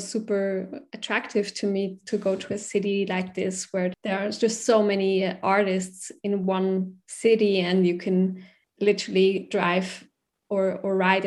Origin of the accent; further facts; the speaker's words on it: Baar, Zug, Switzerland; moved away as an adult; also born or lived in Zurich; now in Berlin, Germany; I was born in like Bar in Zug, and that's where I grew up.